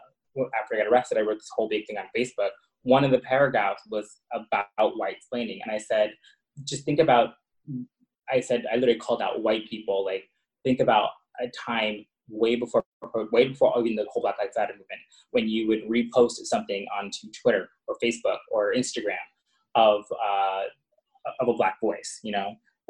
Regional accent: Long Island, New York, United States; where I grew up in Long Island and I got called, you know, the F word or a homo and whatnot

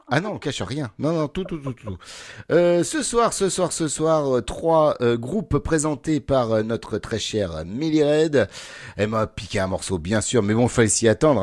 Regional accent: Normandy, France; je viens de Normandie

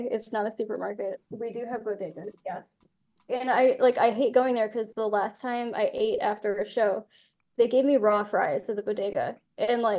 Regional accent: Ireland; Yeah, I'm Irish, and I was not okay with it.

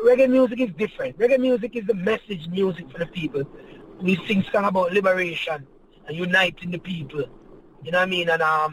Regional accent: Jamaica; first language Jamaican Patois; moved away as an adult; now in Canada; we are from Jamaica, we speak Patois

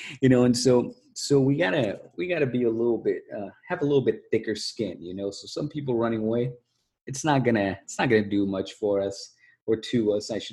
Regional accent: Mexico; moved away; when we were growing up in Mexico

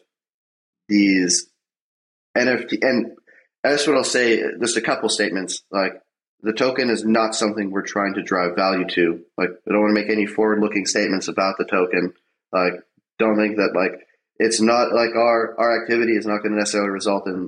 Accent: Canada; I'm Canadian.

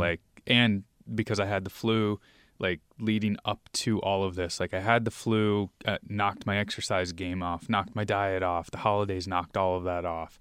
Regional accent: New York, United States; now in Seattle, United States; we're originally from New York

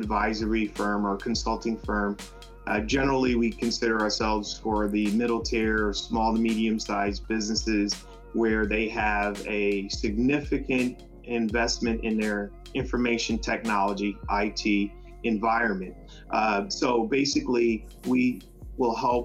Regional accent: New York City, New York, United States; moved away as an adult; also born or lived in Fort Wayne, Indiana; I grew up in Brooklyn, New York. I'm a son of immigrants from the West Indies.

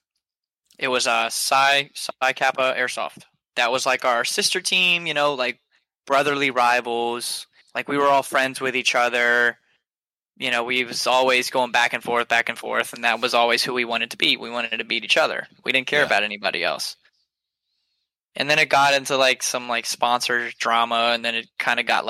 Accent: Georgia, United States; I'm from Georgia

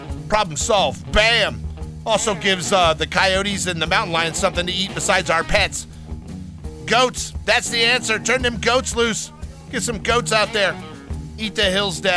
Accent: Los Angeles, California, United States; what I grew up with here in Los Angeles, California.

